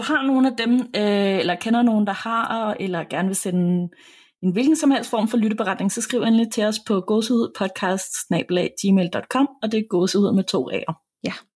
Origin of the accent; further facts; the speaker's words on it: Denmark; hvor jeg voksede op nede i Tabernae